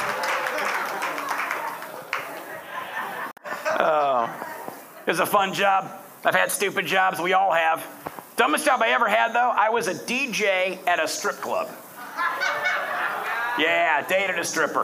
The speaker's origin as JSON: {"language": "English", "town": "Detroit", "region": "Michigan", "country": "United States", "also_born_or_lived": "West Palm Beach, Florida", "moved": "as an adult", "said": "I'm originally from Detroit"}